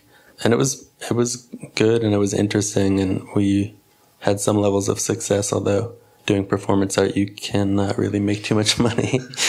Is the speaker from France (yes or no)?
no; Cleveland, Ohio, United States; born there; also born or lived in Philadelphia; now in Brooklyn, United States; Well, actually, I was born in Cleveland.